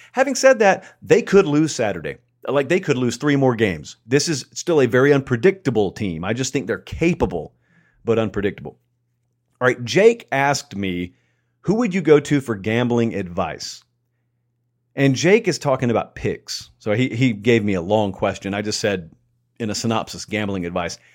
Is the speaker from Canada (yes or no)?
no; Columbus, Georgia, United States; I grew up in Columbus, Georgia, totally isolated from the North.